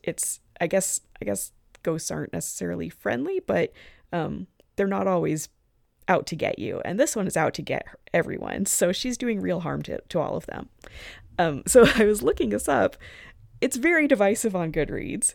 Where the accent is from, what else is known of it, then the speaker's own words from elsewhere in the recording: Arizona, United States; moved away; I'm from Arizona.